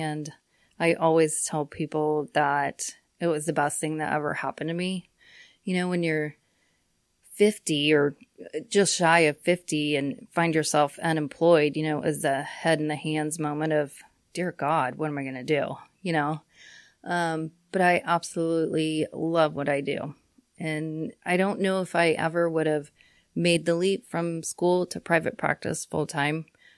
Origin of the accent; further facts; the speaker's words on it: Cimarron, Kansas, United States; Well, I grew up in Cimarron, out in southwest Kansas. Grew up and graduated from there in 1989.